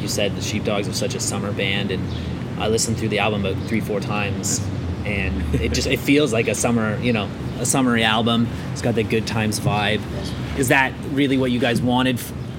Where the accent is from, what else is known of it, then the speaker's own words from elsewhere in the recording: Ireland; I mean, I'm Irish, so maybe that's why too, but I got that … vibe right away.